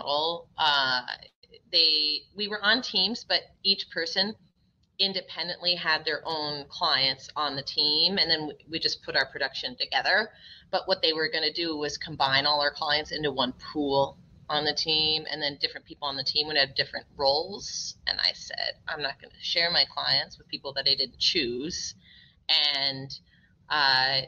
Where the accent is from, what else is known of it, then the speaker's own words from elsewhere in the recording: Minnesota, United States; also born or lived in Massachusetts; I was born in Massachusetts, although I grew up in Minnesota